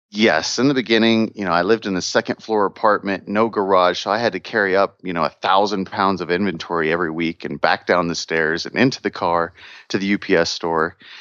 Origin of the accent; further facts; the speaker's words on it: Missouri, United States; moved away; I'm from Missouri originally